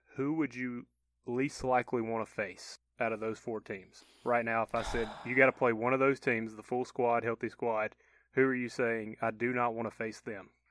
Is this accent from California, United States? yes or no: no; Georgia, United States; moved away; I had buddies that went to my hometown to stay with me in Georgia